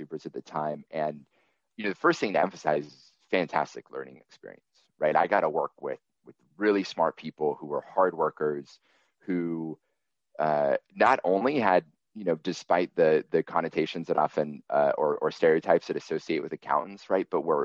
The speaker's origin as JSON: {"language": "English", "town": "Seattle", "region": "Washington", "country": "United States", "tie": "born or raised there", "said": "I grew up in Seattle and then in the suburb"}